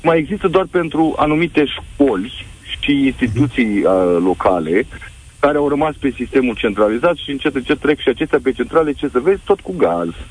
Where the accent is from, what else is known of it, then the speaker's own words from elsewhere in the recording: Galați, Galați County, Romania; eu sunt din Galați